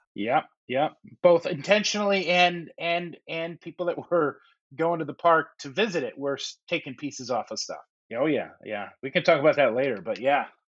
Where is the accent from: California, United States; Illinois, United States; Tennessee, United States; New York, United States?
Illinois, United States; Chicago; I grew up in the Chicago area